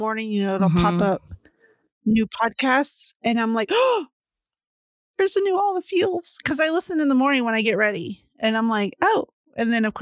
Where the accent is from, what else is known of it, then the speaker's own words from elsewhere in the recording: San Antonio, Texas, United States; also born or lived in Dallas-Fort Worth Metroplex; I'm from down south. I'm from San Antonio. But still, I lived in the Dallas-Fort Worth Metroplex